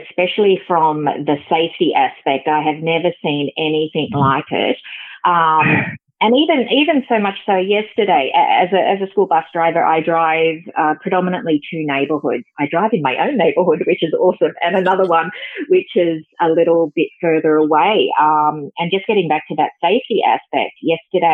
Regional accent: Sydney, New South Wales, Australia; I grew up in Sydney

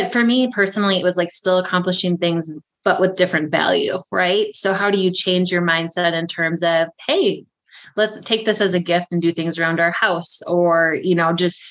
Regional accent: Prescott, Wisconsin, United States; I'm from Prescott, Wisconsin

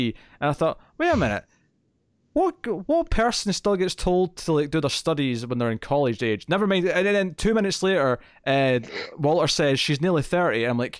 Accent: Scotland, United Kingdom; I'm from Scotland.

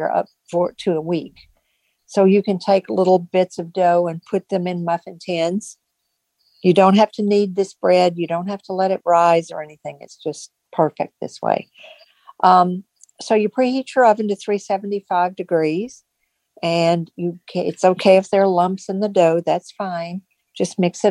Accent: East Tennessee, United States; now in Virginia, United States; from a Lions Club in East Tennessee, where I grew up in Tennessee

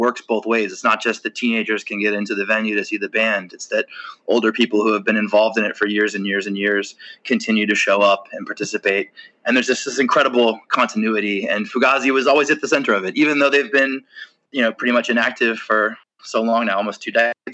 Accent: Maryland, United States; I grew up in Maryland

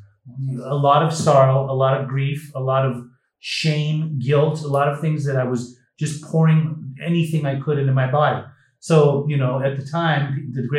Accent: Utah, United States; when I was 12 years old, I was growing up in Utah, very boring state for a young 12-year-old

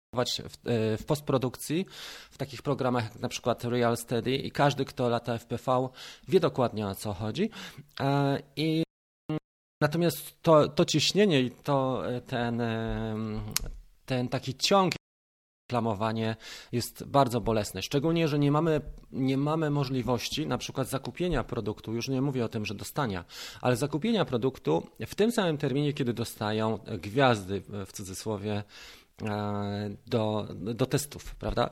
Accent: Poland; jestem z Polski

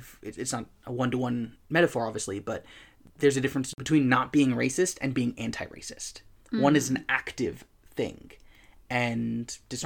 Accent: United States; my perspective as an American privileged person

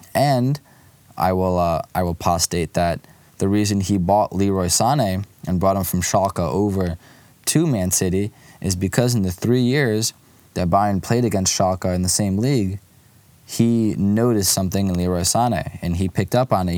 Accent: Lviv, Lviv Oblast, Ukraine; moved away; my hometown club, Karpatı Lviv

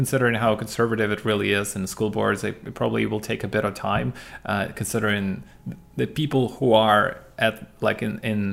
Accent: Ukraine; I'm from Ukraine, from Eastern Europe

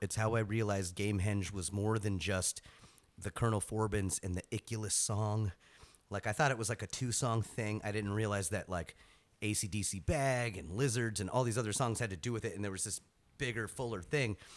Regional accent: Gainesville, Florida, United States; I grew up in Gainesville, Florida

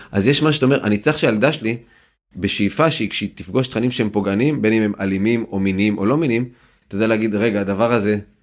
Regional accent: Yehud, Central District, Israel; אני ביהוד שגדלתי, שזה פריפריה חברתית

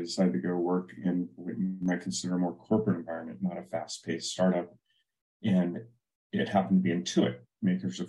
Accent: Silicon Valley, California, United States; I grew up in Silicon Valley

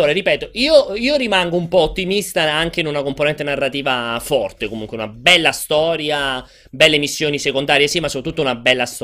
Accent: Genzano di Roma, Lazio, Italy; sono di Genzano, però ah, vado ad Anzio.

